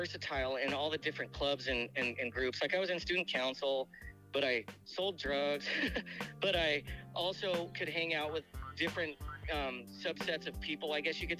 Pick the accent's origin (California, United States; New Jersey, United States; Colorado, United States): Colorado, United States; Loveland; moved away as an adult; also born or lived in Canada; now in Cedar Rapids, United States; I was born in Canada, but then I lived in Loveland from the time I was like a year old until I was until I was about 20